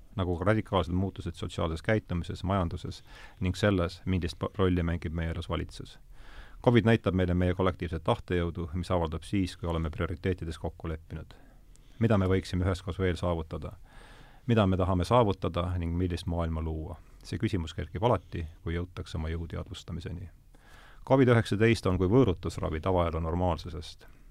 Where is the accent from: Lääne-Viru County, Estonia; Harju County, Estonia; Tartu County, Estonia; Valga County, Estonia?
Lääne-Viru County, Estonia; Rakvere; ma olen Rakveres pärit